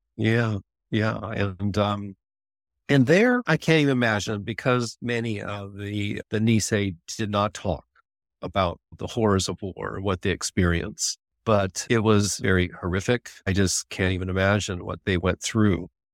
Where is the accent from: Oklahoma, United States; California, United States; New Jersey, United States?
California, United States; West Sonoma County; I grew up in West Sonoma County